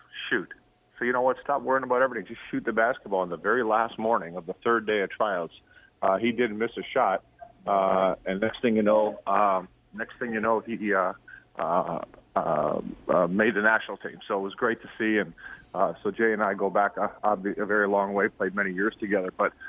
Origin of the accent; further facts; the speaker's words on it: Toronto, Ontario, Canada; I grew up in the West Side, High Park area, Keelum, Glen Lake